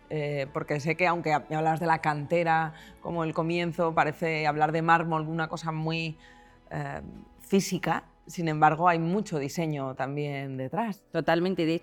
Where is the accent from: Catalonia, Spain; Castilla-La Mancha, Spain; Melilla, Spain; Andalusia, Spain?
Andalusia, Spain; Macael; Nosotros somos de, de Macael, de Almería, de un pueblo